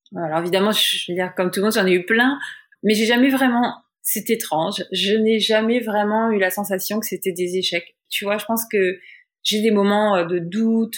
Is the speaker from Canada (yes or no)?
no; France; moved away as an adult; now in New York, United States; en tant que française